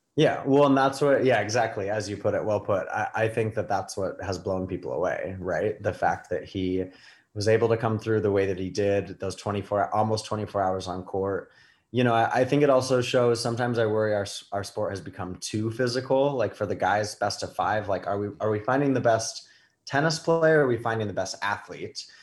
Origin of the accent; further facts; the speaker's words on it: New York, United States; I'm a New Yorker